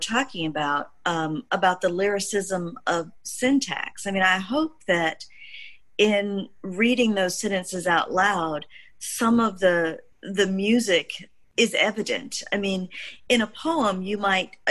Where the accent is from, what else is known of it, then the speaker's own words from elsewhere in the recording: Mississippi, United States; as a Black child growing up in Mississippi